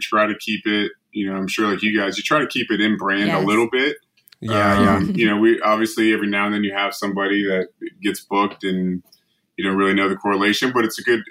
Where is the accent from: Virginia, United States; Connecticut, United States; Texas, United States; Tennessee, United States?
Virginia, United States; Northern; now in Los Angeles, United States; now we live in Los Angeles. I'm from East Coast. I'm from Virginia, Northern Virginia, just outside DC.